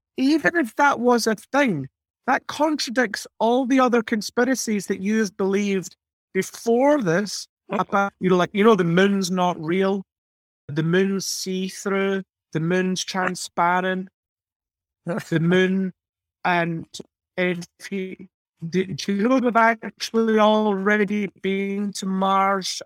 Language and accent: English; United Kingdom; moved away; I grew up in Margaret Thatcher's Britain